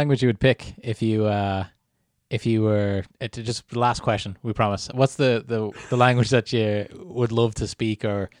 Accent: Canada; born there; Yeah, I was born in Canada, so I never did Irish at school.

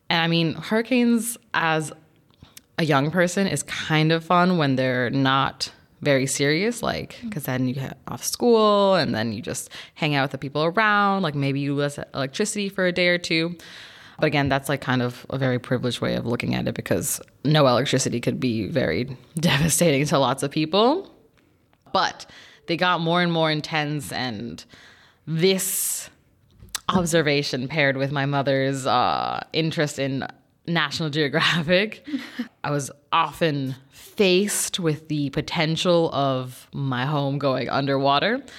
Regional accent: Mexico; also born or lived in South Florida, United States / Georgia, United States / France / Germany; Um, so I am originally from Mexico. I was born there, and my mother's Mexican, and my father's German.

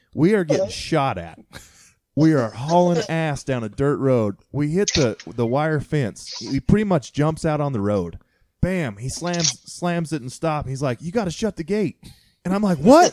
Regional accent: Kansas, United States; moved away; I was born in Kansas

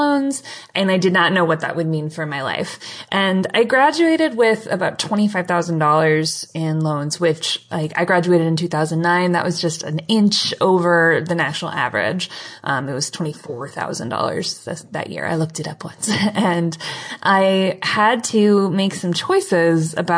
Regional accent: Cleveland, Ohio, United States; moved away; also born or lived in Michigan; I grew up in Cleveland, Ohio, and a little bit in Michigan.

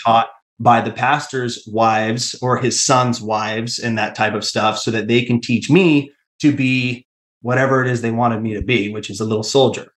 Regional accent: Tacoma, Washington, United States; I grew up in the Tacoma church

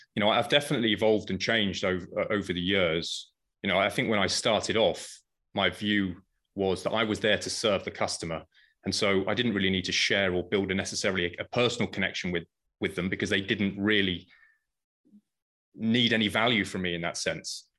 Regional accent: United Kingdom; moved away as an adult; also born or lived in Paris, France; now in United States; I started, as you can probably guess, in the U K.

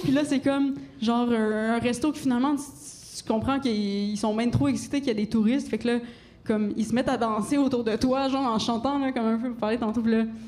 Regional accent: Gaspésie, Quebec, Canada; j'ai grandi en Gaspésie

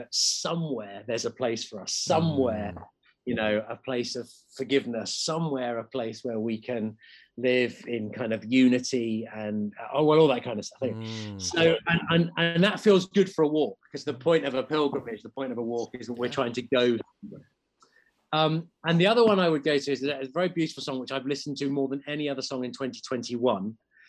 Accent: Portsmouth, South East England, United Kingdom; moved away; both my parents then moved away from my hometown in Portsmouth. And so I've never had that sense of going back home.

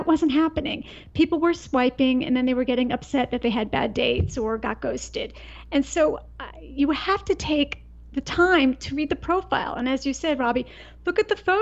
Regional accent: East Coast, United States; I grew up on the East Coast

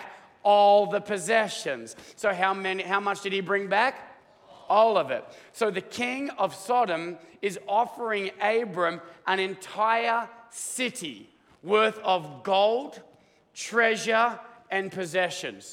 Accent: Australia; now in United States; I'm Australian

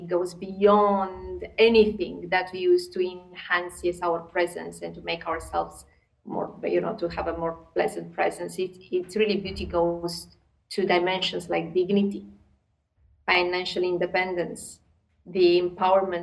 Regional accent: Romania; moved away as an adult; also born or lived in United States / Turkey / Moscow, Russia / Serbia; I'm originally from Romania, although in the last 20 years I lived in many countries

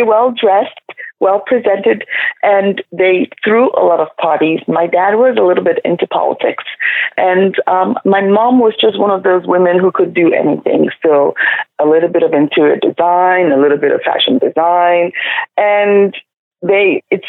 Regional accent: Nigeria; moved away; I grew up in Nigeria.

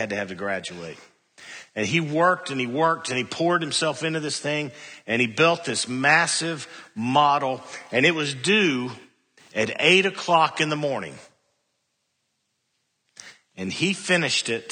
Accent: Cookeville, Tennessee, United States; I was a freshman from Cookville

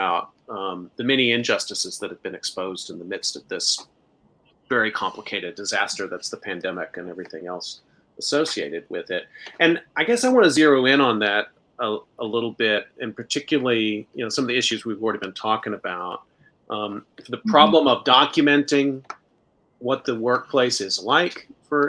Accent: Arlington, Texas, United States; I grew up in Arlington

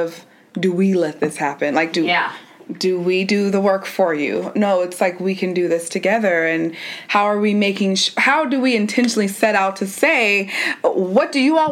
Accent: United States; me being an American

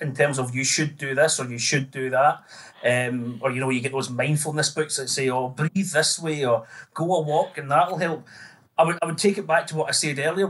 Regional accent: Greenock, Scotland, United Kingdom; now in Newcastle upon Tyne, United Kingdom; I'm from Greenock, town in the west of Scotland

